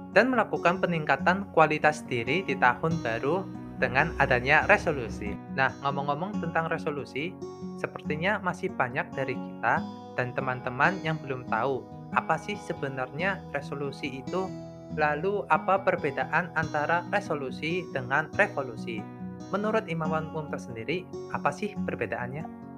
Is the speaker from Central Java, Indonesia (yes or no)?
yes; Purwokerto, Central Java, Indonesia; asal kotanya dari Purwokerto